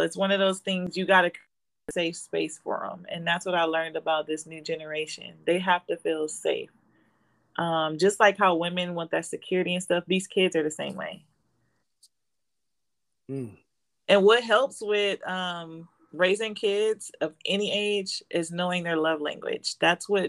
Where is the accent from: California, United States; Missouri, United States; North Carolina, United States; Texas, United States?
California, United States; Compton; moved away as an adult; now in Las Vegas, United States; I grew up in Compton, in LA, in the hood